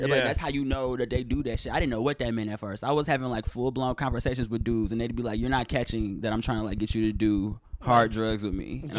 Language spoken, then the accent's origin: English; Detroit, Michigan, United States; Detroit, Michigan.